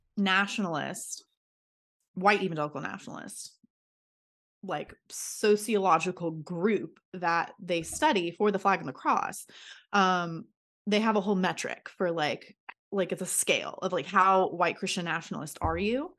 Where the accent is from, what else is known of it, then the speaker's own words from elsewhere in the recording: Florida, United States; I'm from Florida.